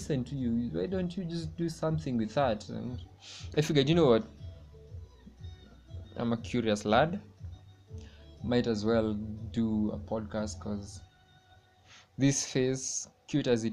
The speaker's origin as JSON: {"language": "English", "country": "Kenya", "said": "I'm from Kenya"}